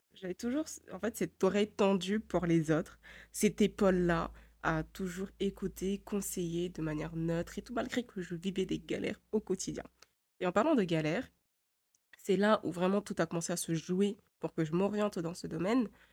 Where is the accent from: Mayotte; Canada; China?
Mayotte; moved away as an adult; also born or lived in Poitiers, France; j'ai grandi avant, enfin jusqu'à mes 7 ans et demi, à Poitiers. Et après, on est rentré à Mayotte définitivement